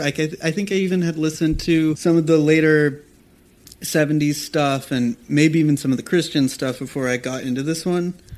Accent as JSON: {"language": "English", "area": "Los Angeles area", "region": "Southern California", "country": "United States", "tie": "born or raised there", "also_born_or_lived": "New York City", "moved": "yes", "lives_now": "Malibu, United States", "said": "We both grew up in Southern California, in Los Angeles, outside of Los Angeles, all around"}